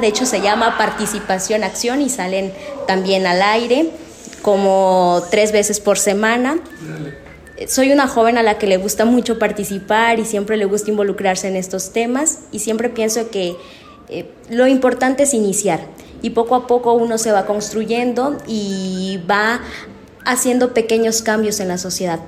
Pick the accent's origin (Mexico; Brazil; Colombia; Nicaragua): Mexico; Cosoleacaque, Veracruz; soy de Cozoleacaque